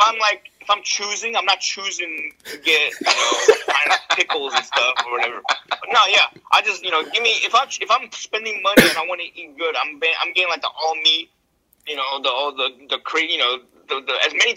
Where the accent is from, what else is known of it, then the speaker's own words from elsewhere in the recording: Bay Area, California, United States; I'm from the Bay Area.